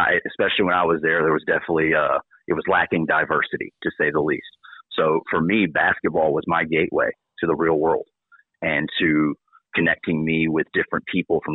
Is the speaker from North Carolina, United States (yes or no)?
yes; Kinston, North Carolina, United States; growing up in Kinston